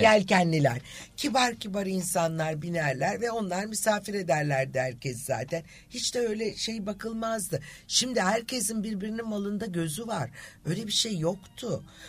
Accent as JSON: {"language": "Turkish", "area": "Büyükada", "region": "Istanbul", "country": "Turkey", "tie": "born or raised there", "said": "benim de çocukluğum Büyükada'da Anadolu Kulübü'nde geçti."}